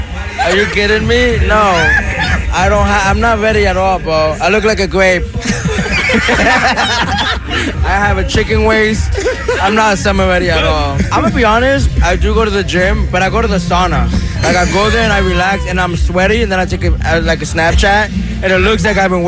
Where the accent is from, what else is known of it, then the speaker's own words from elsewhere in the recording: Downey, California, United States; I'm from Downey.